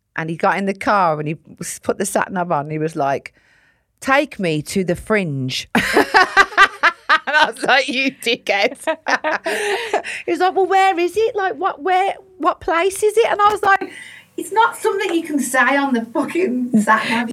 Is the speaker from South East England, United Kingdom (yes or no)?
no; Sutton Coldfield, West Midlands, United Kingdom; I grew up in a place called Sutton Coalfield, which is a nice part of Birmingham